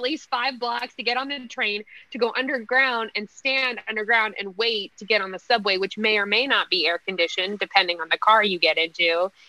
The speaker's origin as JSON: {"language": "English", "area": "just north of Miami", "region": "South Florida", "country": "United States", "tie": "born or raised there", "moved": "yes", "lives_now": "New York City, United States", "said": "I grew up in South Florida, so I'm no stranger to humidity."}